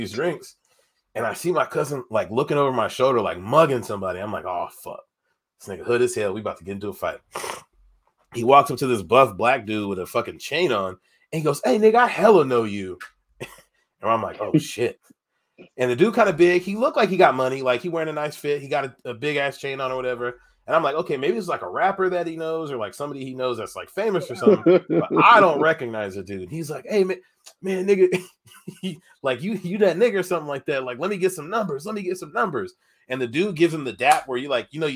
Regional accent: Tacoma, Washington, United States; I'm from Tacoma.

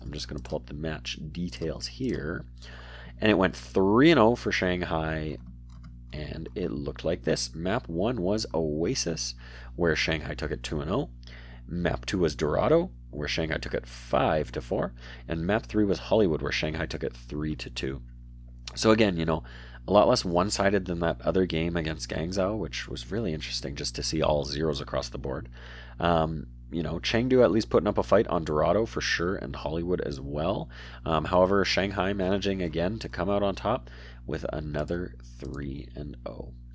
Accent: Canada; I'm Canadian

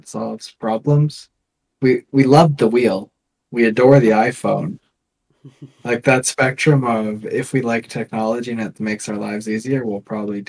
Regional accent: Canada; we're Canadian. We're just the little neighbor up north.

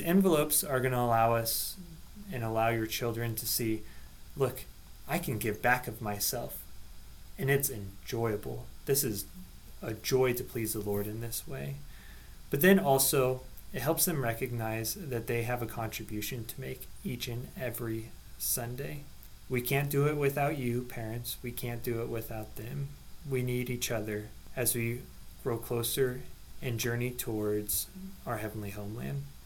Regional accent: Seward, Nebraska, United States; now in Lincoln, United States; I grew up in Seward

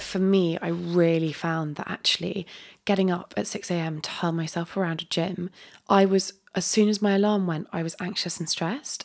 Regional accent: Dorset, South West England, United Kingdom; I live, I grew up in Dorset

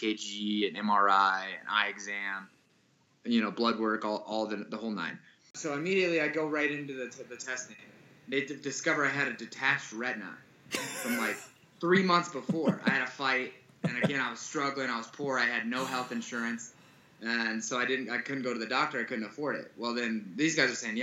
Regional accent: Iowa, United States; growing up in Iowa

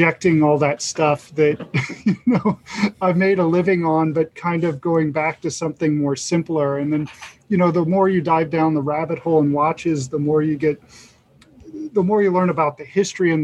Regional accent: Cincinnati, Ohio, United States; I'm born and raised in Cincinnati.

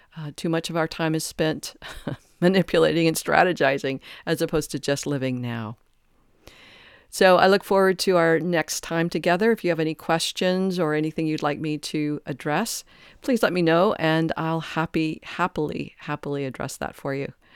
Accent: Detroit, Michigan, United States; I grew up in Detroit

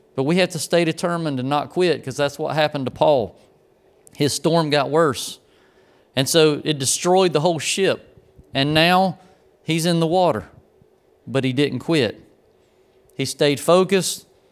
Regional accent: Grays Creek, North Carolina, United States; growing up in Grays Creek

